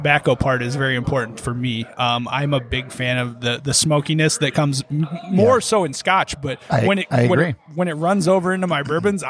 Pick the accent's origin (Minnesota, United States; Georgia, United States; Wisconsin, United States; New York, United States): Minnesota, United States; Austin; Hey, fellow Minnesotan. Austin, Minnesota.